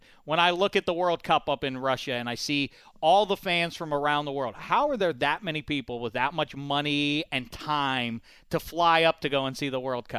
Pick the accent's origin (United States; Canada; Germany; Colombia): Colombia; I'm a soccer fan and I'm from Colombia.